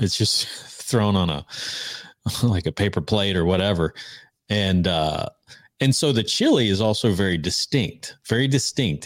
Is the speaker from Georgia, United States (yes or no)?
yes; Georgia, United States; we're from Georgia